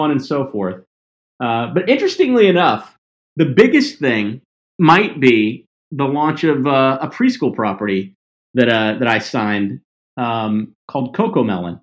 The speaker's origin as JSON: {"language": "English", "region": "the South", "country": "United States", "tie": "born or raised there", "also_born_or_lived": "Mississippi / Tennessee / Columbus, Mississippi", "moved": "yes", "said": "I grew up in Mississippi and Tennessee"}